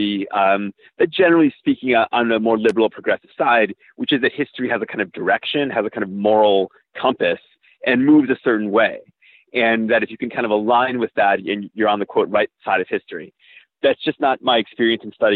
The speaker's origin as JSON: {"language": "English", "country": "United States", "tie": "born or raised there", "said": "as an American growing up in the United States"}